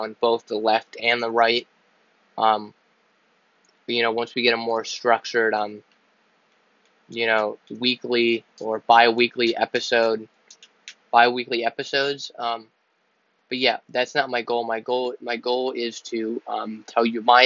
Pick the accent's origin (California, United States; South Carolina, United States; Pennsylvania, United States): Pennsylvania, United States; I'm from Pennsylvania, I live in Pennsylvania